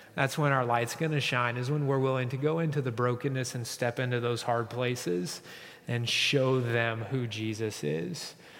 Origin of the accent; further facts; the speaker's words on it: Kansas, United States; I said, Kansas